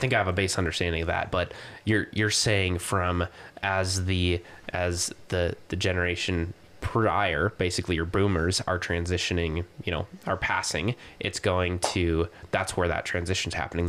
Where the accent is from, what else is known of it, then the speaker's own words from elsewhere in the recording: Missoula, Montana, United States; Like, I grew up in Missoula